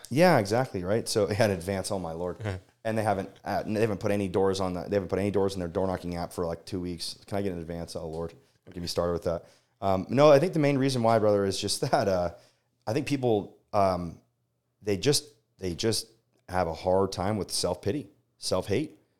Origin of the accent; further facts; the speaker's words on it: Las Vegas, Nevada, United States; moved away; born and raised in Las Vegas